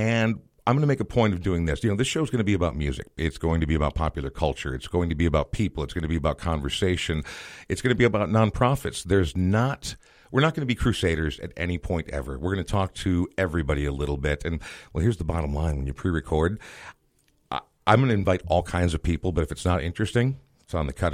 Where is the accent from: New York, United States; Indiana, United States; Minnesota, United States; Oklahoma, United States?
Minnesota, United States; Coon Rapids; I grew up in what my dear friend Marty calls the North Suburban Cultural Corridor. That would be Coon Rapids, Minnesota